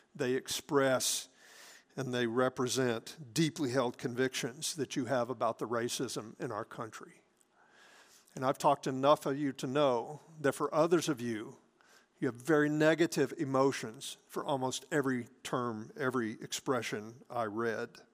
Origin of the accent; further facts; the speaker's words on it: Hattiesburg, Mississippi, United States; when we were growing up in Hattiesburg